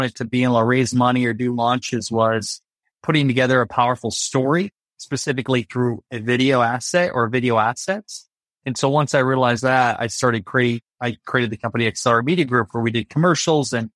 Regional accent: Iowa, United States; I grew up in Iowa, so a small town, Iowa, 700 people

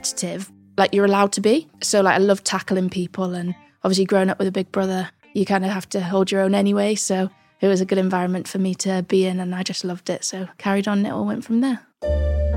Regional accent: Kirkbymoorside, Yorkshire and the Humber, United Kingdom; also born or lived in Italy / United States; So I grew up in a small town called Kirby Moorside. It's a little

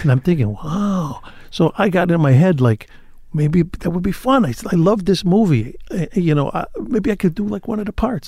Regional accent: Chicago, Illinois, United States; also born or lived in Cicero, Illinois; I grew up on the west side of the city

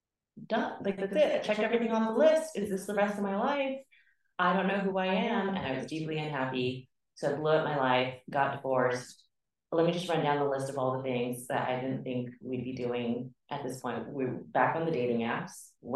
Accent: Bay Area, California, United States; I'm Bay Area. Born and raised.

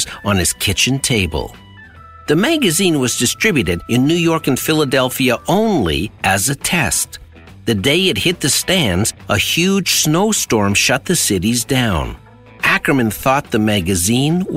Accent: Sudbury, Ontario, Canada; When my brother and I were growing up in Sudbury, Ontario, there was a corner store near our house

